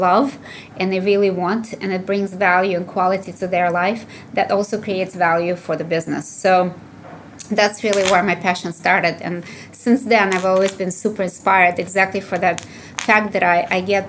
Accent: Russia; moved away as an adult; also born or lived in Illinois, United States; what I kind of grew up with when I was growing up in the Soviet Union

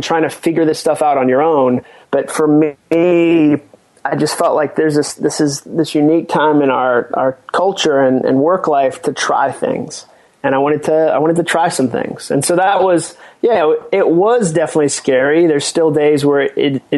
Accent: Massachusetts, United States; moved away; also born or lived in North Carolina / Birmingham, Alabama; I was born in North Carolina, but I grew up in Massachusetts. My dad started a church up there when I was going into the first grade

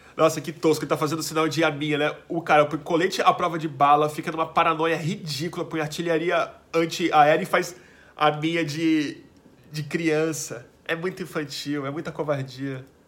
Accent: Brazil; a gente é brasileiro

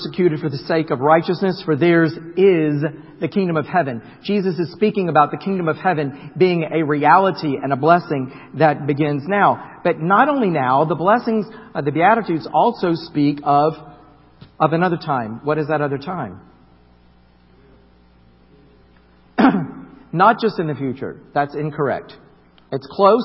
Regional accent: Florida, United States; I grew up in Florida, across from Kennedy Space Center

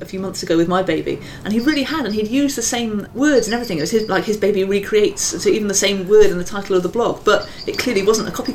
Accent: Gloucestershire, South West England, United Kingdom; moved away as an adult; also born or lived in Swindon; I come from Gloucestershire. Well, I was born in Swindon. And then I lived in Gloucestershire until I left home.

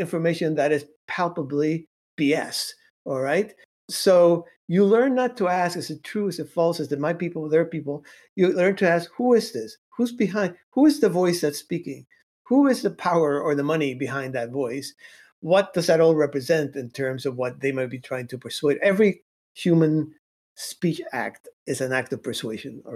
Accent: Cuba; moved away; I come from Cuba.

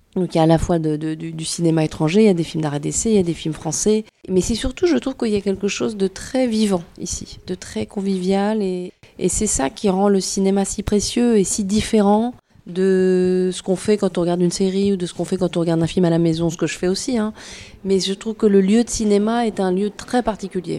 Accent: Tours, Centre-Val de Loire, France; moved away; Moi je suis originaire de Tours, j'ai passé une grande partie de mon enfance ici

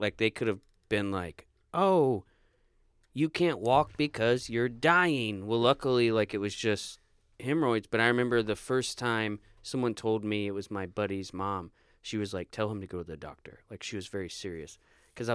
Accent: Florida, United States; No, I was there from the time I was a kid to like 21.

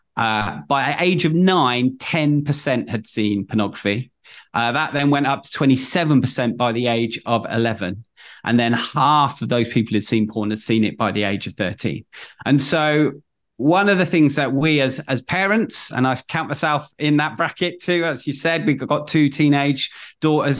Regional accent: Manchester, North West England, United Kingdom; born and bred in Manchester

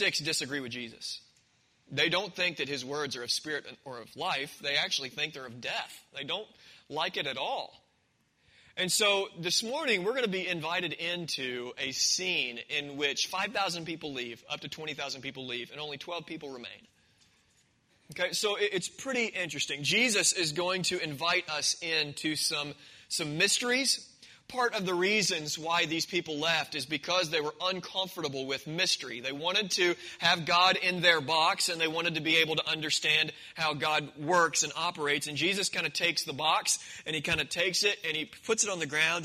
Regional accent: Marion, Illinois, United States; I grew up in Marion, Illinois, in a Christian home.

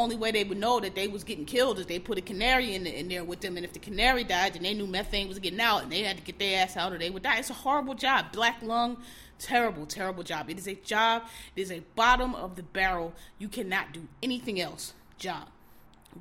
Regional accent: Philadelphia, Pennsylvania, United States; I'm from Philly, I'm from Pennsylvania

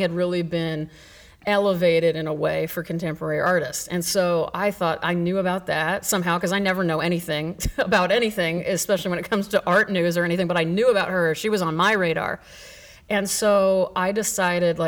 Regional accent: Grapevine, Texas, United States; also born or lived in Nebraska / Chicago; I grew up in Grapevine from sixth grade until I graduated high school

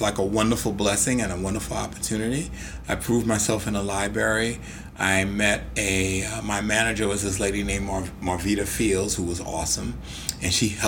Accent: New York City, New York, United States; we're both New Yorkers and we're from the Bronx

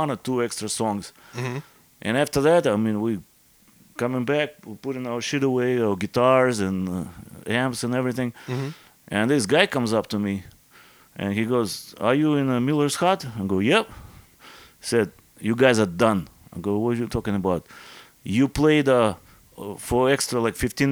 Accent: Irkutsk, Irkutsk Oblast, Russia; English is a second language; moved away as an adult; also born or lived in Jersey City, New Jersey / Florida; now in United States; I'm from Irkutsk

